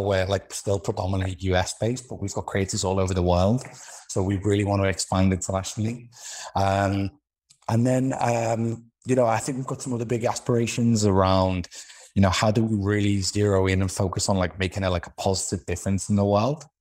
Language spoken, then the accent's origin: English; Liverpool, North West England, United Kingdom; accent: Liverpool; moved away; also born or lived in London / Israel / Moscow / United States; I'm originally from Liverpool in the U K.